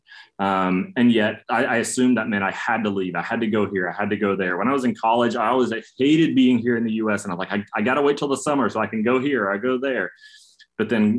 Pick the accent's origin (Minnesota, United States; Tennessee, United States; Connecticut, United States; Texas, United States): Tennessee, United States; East; moved away; I grew up in a small town in East Tennessee, a very monocultural setting.